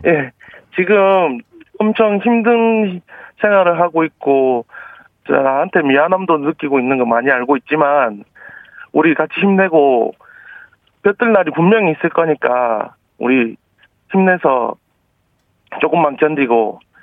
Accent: Busan, South Korea; moved away as an adult; 저 부산 사람 맞습니다.

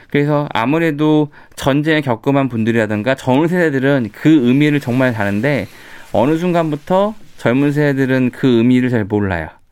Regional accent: South Korea; 저는 제가 한국 사람이고 제 나라인데

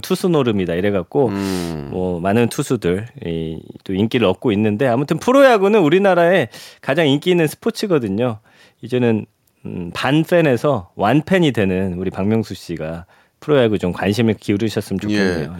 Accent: Daejeon, South Korea; 제가 이제 고향이 대전인데

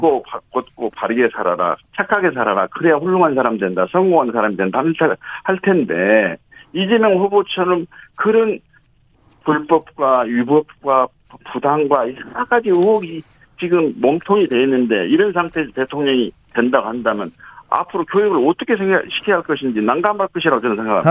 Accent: Honam, South Korea

